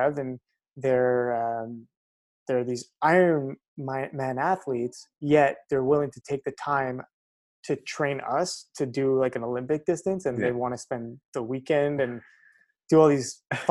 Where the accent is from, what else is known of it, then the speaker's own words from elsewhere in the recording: Montreal, Quebec, Canada; I grew up in the West Island